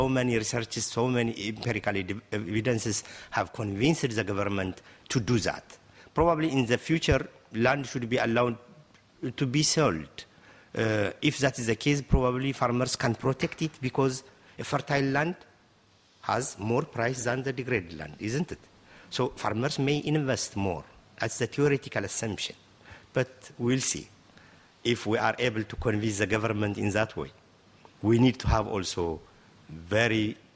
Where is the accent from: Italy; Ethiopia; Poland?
Ethiopia